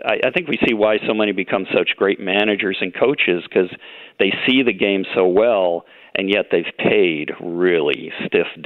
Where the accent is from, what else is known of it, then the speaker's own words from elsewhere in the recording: United States; I grew up near the Canadian border